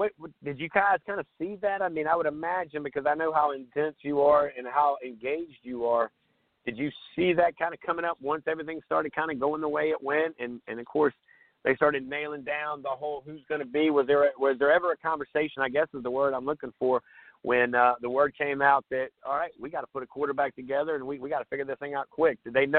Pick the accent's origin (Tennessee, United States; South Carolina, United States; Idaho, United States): South Carolina, United States; I grew up there on the Grand Strand.